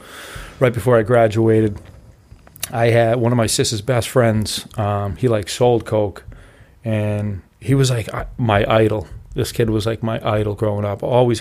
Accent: Braintree, Massachusetts, United States; I grew up in Braintree.

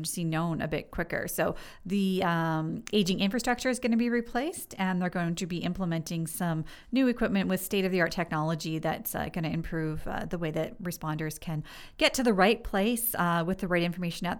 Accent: Fort Erie, Ontario, Canada; growing up in Ridgeway, which is part of Fort Erie, the Fort Erie racetrack was a huge part of the community

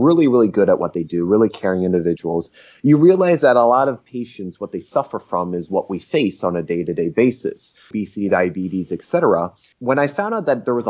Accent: New Jersey, United States; now in Los Angeles, United States; I'm an American, born and raised in New Jersey, born to immigrant parents. I'm based in Los Angeles right now

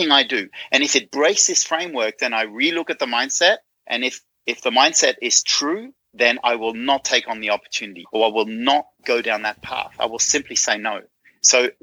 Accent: Netherlands; I'm from Holland

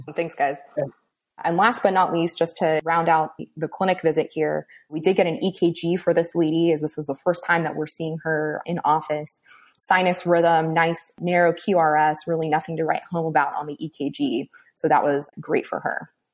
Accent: Southern California, United States; moved away as an adult; also born or lived in Cleveland, Ohio; now in Gainesville, United States; I'm originally from Southern California

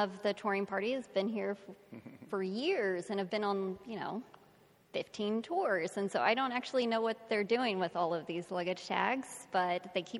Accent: Texas, United States; I'm from Texas

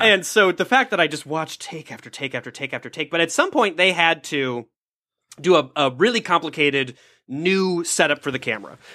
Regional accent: Minnesota, United States; moved away; also born or lived in Los Angeles; I'm Minnesotan, so I was raised to not bother people

